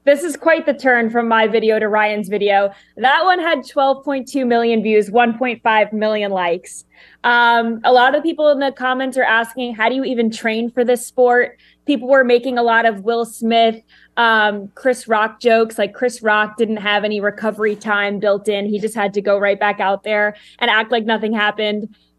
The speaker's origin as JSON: {"language": "English", "country": "United Kingdom", "said": "There are people from other countries. I'm British. I have no clue what a quarterback even is"}